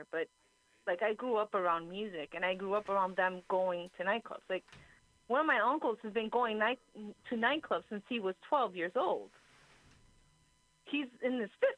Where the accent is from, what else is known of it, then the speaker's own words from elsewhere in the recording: Union City, New Jersey, United States; now in San Francisco Bay Area, United States; where my home is, like, where I grew up in Jersey